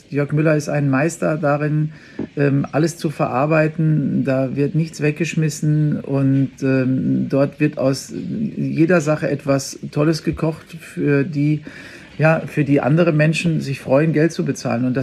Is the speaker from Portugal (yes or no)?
no; Bavaria, Germany; bei uns in Bayern sagt man ja die Semmeln oder die Brötchen